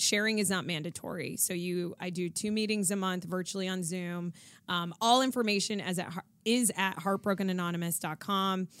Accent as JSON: {"language": "English", "region": "South Florida", "country": "United States", "tie": "born or raised there", "moved": "as an adult", "lives_now": "Los Angeles, United States", "said": "growing up in South Florida"}